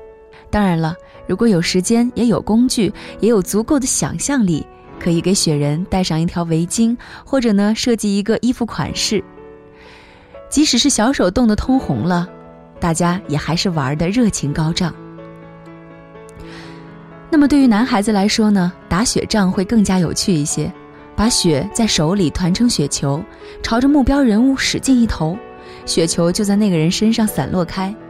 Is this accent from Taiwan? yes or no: no; North China, China; 我是一个从小在北方长大的人，对北方的冬天很熟悉，但是并不是很喜欢。